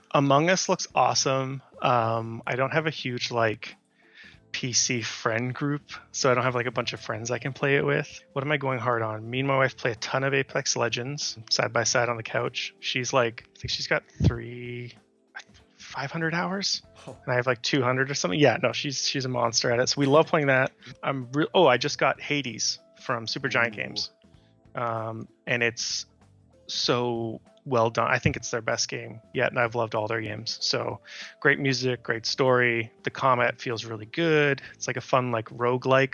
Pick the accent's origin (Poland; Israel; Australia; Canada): Canada; moved away as an adult; now in United States; for me as a Canadian, it's being able to go to hockey games for cheap